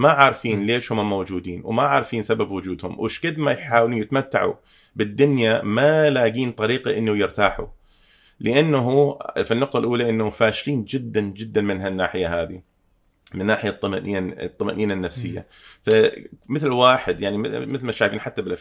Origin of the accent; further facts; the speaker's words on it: Canada; تربيت هنا بكندا ف, ف... آه، عشت حياه غربيه لما كنت صغير في, في العمر أو... اوائل ال... ال... آه، يعني من عمري تقريبا 13 الى 17